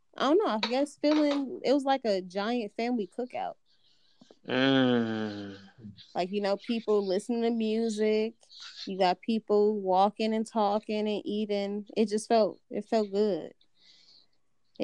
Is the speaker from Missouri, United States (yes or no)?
no; Milwaukee, Wisconsin, United States; growing up in Milwaukee